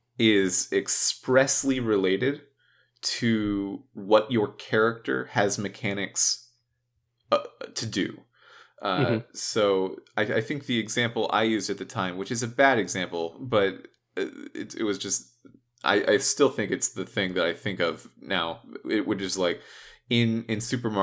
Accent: California, United States; especially just because we grew up in Southern California.

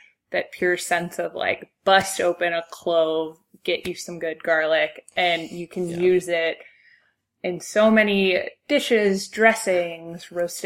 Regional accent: Cincinnati, Ohio, United States; growing up in Cincinnati, where I think a lot of my life was surrounded by chili

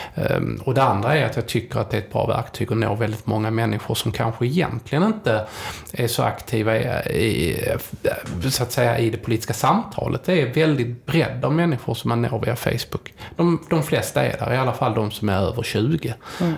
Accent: Helsingborg, Skåne, Sweden; jag är från Helsingborg

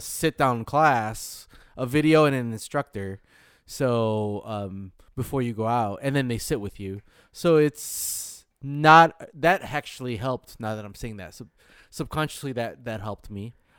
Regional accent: Michigan, United States; moved away; I'm from Michigan

